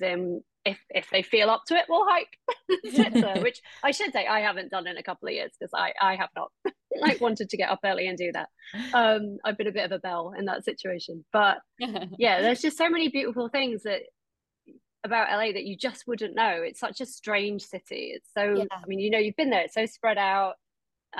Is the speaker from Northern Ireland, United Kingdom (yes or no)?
no; Doncaster, Yorkshire and the Humber, United Kingdom; moved away as an adult; also born or lived in Nottingham / London / New York; now in Los Angeles, United States; I'm from Doncaster originally. And I lived in a little mining village in South Yorkshire until uni